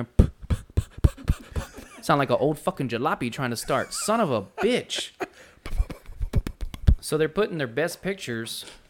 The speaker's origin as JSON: {"language": "English", "town": "Corpus Christi", "region": "Texas", "country": "United States", "said": "we're from Corpus."}